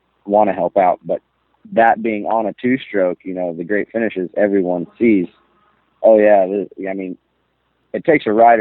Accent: Pacific Northwest, United States; I'm from the Pacific Northwest

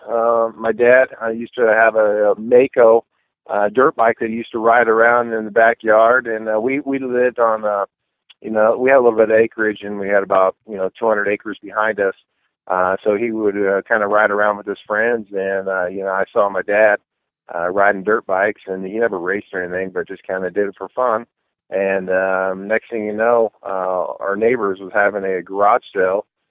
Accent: Northern California, United States; I grew up in Northern California.

